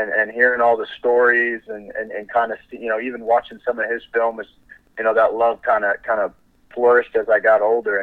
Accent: Orlando, Florida, United States; also born or lived in Minnesota; I'm originally from Minnesota. So I was born in Minnesota. I moved to Orlando when I was five.

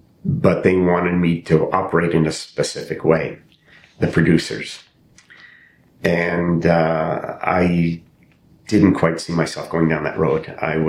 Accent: Eastern Canada, Canada; I hadn't had the experience growing up in Eastern Canada was the Indigenous population.

